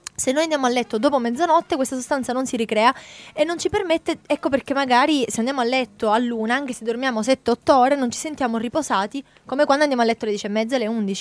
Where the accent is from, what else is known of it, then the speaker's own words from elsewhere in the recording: Italy; come italiani